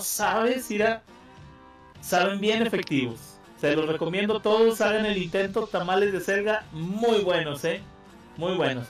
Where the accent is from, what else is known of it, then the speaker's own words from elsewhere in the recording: Mexico; como buen mexicano